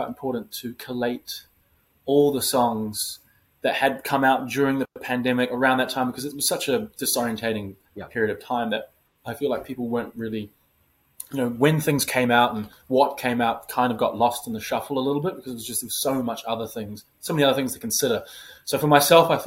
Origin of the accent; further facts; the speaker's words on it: New Zealand; moved away as an adult; now in New York City, United States; being a New Zealander